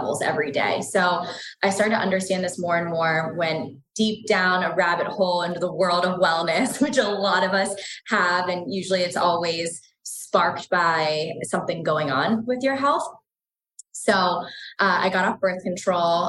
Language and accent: English; East Coast, United States; moved away; I'm from the East Coast originally and just grew up in a very traditional household